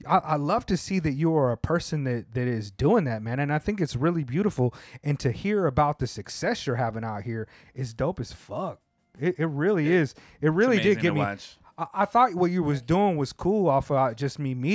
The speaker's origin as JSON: {"language": "English", "town": "Oceanside", "region": "California", "country": "United States", "tie": "born or raised there", "also_born_or_lived": "Hawaii", "said": "That's where I grew up, in Oceanside"}